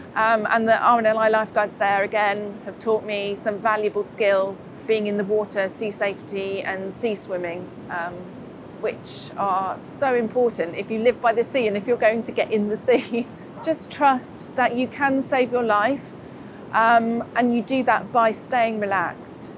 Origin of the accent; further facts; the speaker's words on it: Buckinghamshire, South East England, United Kingdom; moved away as an adult; now in Newquay, United Kingdom; originally, I'm from Buckinghamshire.